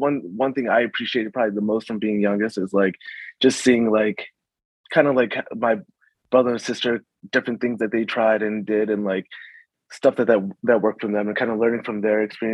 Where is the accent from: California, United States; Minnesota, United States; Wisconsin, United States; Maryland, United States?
Maryland, United States; also born or lived in Chicago, Illinois / Arizona; we moved to Maryland, went out in 95, and we kind of settled there